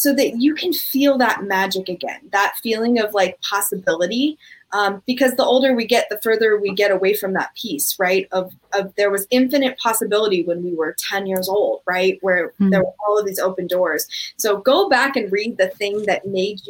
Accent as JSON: {"language": "English", "country": "United States", "said": "in being American"}